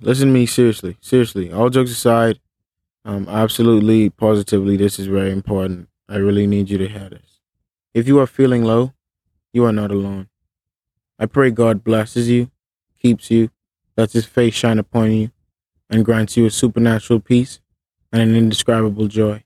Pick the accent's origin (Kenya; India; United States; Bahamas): Bahamas